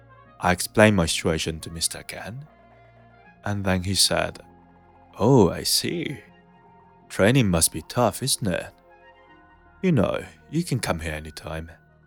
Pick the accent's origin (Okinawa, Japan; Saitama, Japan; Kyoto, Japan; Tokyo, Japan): Kyoto, Japan; But I was originally from Kyoto, where people usually speak in Kyoto dialect." So I replied, trying to sound polite like, "Yes, sir. I'm originally from Kyoto."